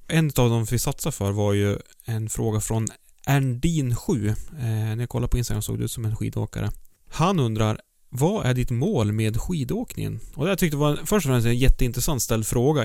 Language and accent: Swedish; High Coast, Västernorrland County, Sweden; Jag är ju uppvuxen i Höga Kusten